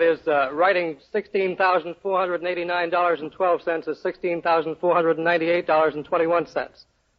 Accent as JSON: {"language": "English", "town": "New York City", "region": "New York", "country": "United States", "tie": "born or raised there", "said": "I was born within a stone's throw of the Fulton Fish Market in New York."}